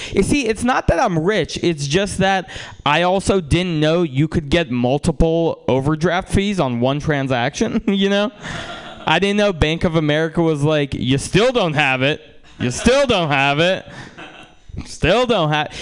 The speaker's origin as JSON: {"language": "English", "country": "Russia", "moved": "yes", "lives_now": "United States", "said": "I'm from Russia, and uh, uh, some of my family is from Ukraine"}